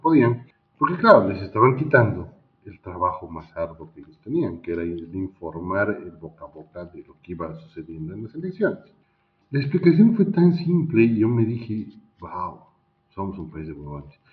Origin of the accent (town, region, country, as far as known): Bolivia